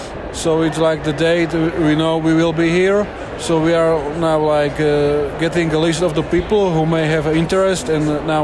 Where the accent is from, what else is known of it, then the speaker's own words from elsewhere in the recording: Slovakia; from Slovakia, a small country in Central Europe.